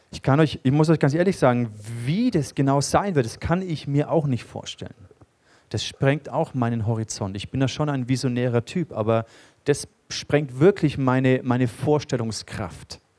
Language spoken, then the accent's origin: German; Germany; Und äh, für uns ist es gar nicht so ein Begriff, Königtum und, und so. Das ist uns nicht nah als Deutsche.